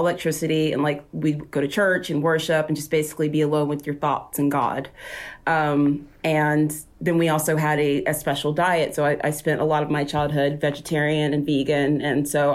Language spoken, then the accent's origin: English; Spartanburg, South Carolina, United States; now in Ashland City, United States; I'm from Spartanburg, South Carolina, where I was born and grew up, where I was raised.